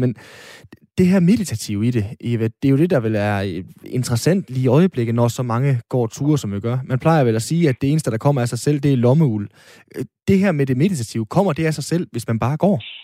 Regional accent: North Jutland, North Denmark Region, Denmark; som nordjyde

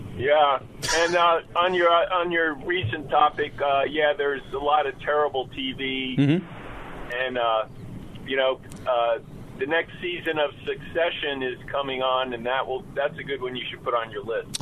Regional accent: New York City, New York, United States; now in Denver, United States; I was born in the Bronx

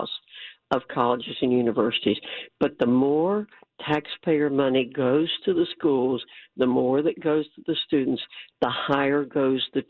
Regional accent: New York, United States; I was born in New York

